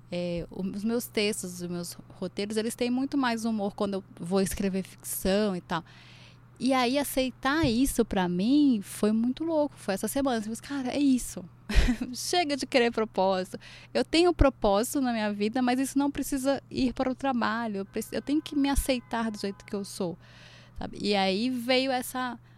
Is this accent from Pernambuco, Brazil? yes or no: yes; Recife, Pernambuco, Brazil; also born or lived in Brasília; Eu vim de Recife, fui para Brasília